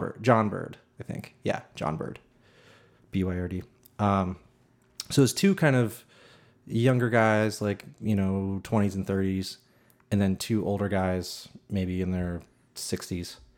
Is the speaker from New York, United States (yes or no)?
no; north of Boston, Massachusetts, United States; north of Boston a little bit.